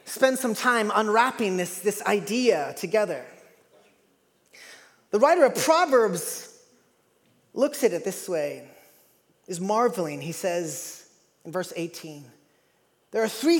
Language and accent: English; East Coast, United States; moved away; I'm from the East Coast